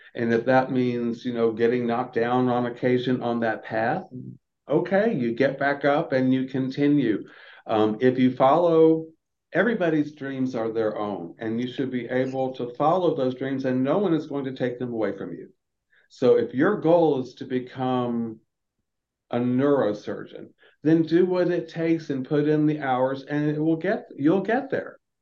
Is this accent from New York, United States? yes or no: no; Florida, United States; now in Atlanta, United States; I'm from the southeast. I'm from Florida